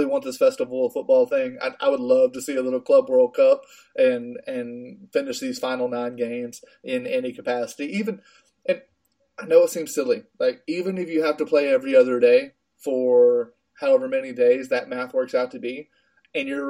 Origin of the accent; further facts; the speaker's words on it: United States; being an American